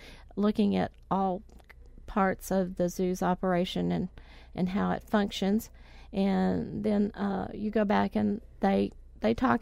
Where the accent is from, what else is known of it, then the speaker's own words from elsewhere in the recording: Oklahoma, United States; moved away as an adult; now in Lufkin, United States; I'm originally from Oklahoma